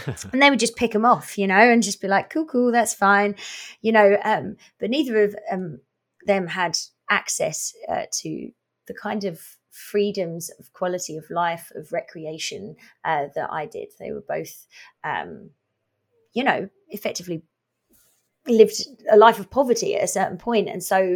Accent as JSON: {"language": "English", "area": "Essex", "region": "East of England", "country": "United Kingdom", "tie": "born or raised there", "moved": "yes", "lives_now": "Revelstoke, Canada", "said": "I grew up in our version of a province called Essex"}